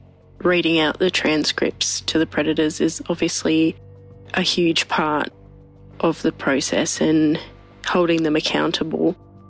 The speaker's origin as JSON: {"language": "English", "country": "Australia", "said": "I'm from Australia."}